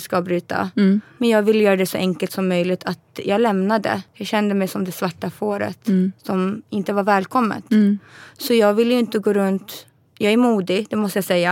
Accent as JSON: {"language": "Swedish", "town": "Stockholm", "region": "Stockholm County", "country": "Sweden", "tie": "born or raised there", "also_born_or_lived": "Luleå", "moved": "yes", "said": "Jag är född i Sverige. Ja. Stockholm, Huddinge sjukhus."}